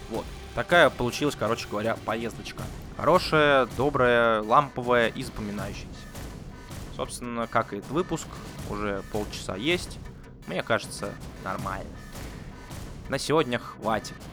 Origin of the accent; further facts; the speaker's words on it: Anadyr, Chukotka Autonomous Okrug, Russia; Мы им говорим, ну мы из Анадыря приехали. А, вот, да, город такой есть.